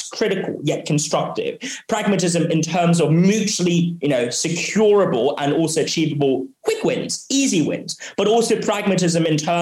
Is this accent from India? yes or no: no; Hong Kong; also born or lived in Oxford, United Kingdom; I was born and raised here in Hong Kong